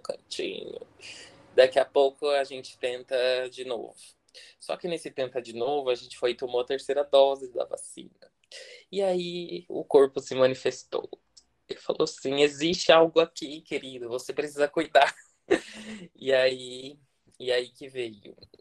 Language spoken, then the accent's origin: Portuguese; interior of São Paulo, Brazil; also born or lived in Florianópolis; now in Brasília, Brazil; sou natural do interior de São Paulo, mas hoje eu moro aqui em Brasília. Morei seis anos em Florianópolis